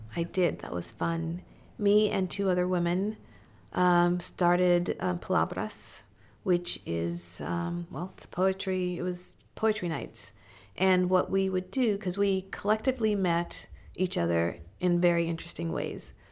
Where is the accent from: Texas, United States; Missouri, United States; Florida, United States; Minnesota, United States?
Missouri, United States; I was born in Missouri, so I was born in the Show Me state